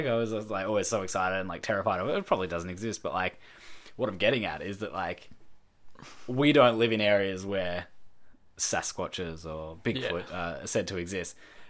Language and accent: English; Dandenong Ranges, Victoria, Australia; We grew up together in the Dandenong Ranges outside of Melbourne.